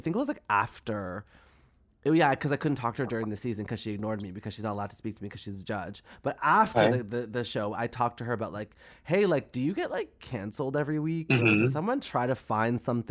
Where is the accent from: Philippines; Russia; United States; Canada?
Canada; as a Canadian